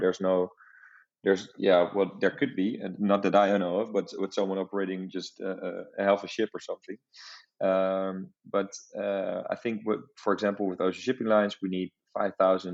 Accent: Amsterdam, North Holland, Netherlands; I'm also from the Netherlands, but from Amsterdam

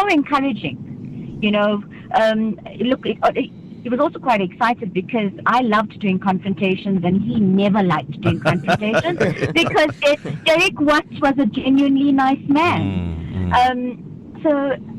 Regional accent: Umzinto, KwaZulu-Natal, South Africa; I grew up in Umzinto, as you all know, on the South Coast

